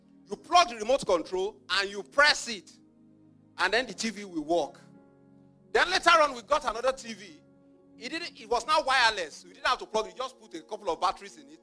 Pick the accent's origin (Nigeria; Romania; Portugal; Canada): Nigeria; I grew up in Nigeria